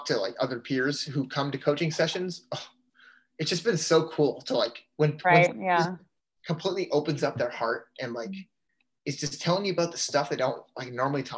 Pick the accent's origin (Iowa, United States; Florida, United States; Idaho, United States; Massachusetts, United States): Massachusetts, United States; Canton; I'm from Canton, Mass, which is about 45 minutes outside of BC